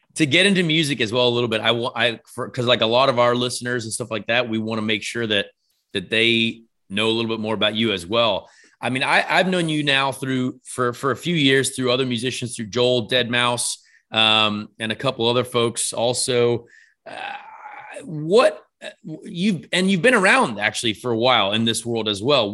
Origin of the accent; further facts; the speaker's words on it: Ireland; I'm an Irish fella.